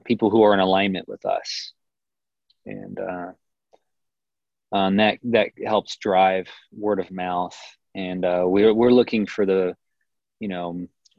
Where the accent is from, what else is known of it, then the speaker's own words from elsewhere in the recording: Kansas City, United States; moved away as an adult; now in Boulder, United States; I'm from Kansas City